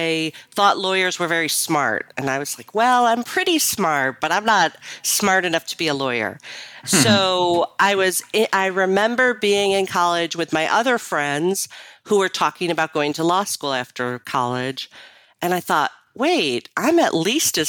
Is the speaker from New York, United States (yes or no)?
yes; Rochester, New York, United States; I was born and raised in Rochester, New York.